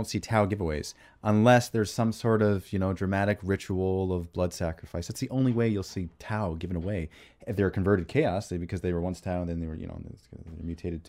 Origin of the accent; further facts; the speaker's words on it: Canada; accent: Canadian; It's my Canadian accent.